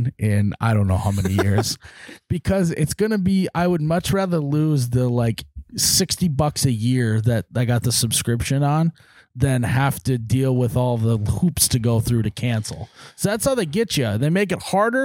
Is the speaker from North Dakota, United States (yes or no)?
yes; Fargo, North Dakota, United States; I took senior photos in high school in an alleyway downtown Fargo.